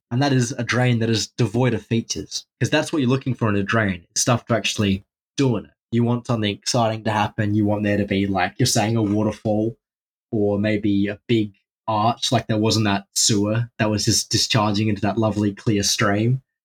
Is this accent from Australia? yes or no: yes; Australia; I'm from Australia